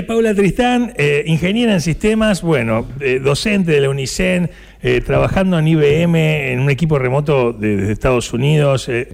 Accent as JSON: {"language": "Spanish", "region": "Buenos Aires", "country": "Argentina", "moved": "as an adult", "lives_now": "Necochea, Argentina", "said": "yo soy de Buenos Aires"}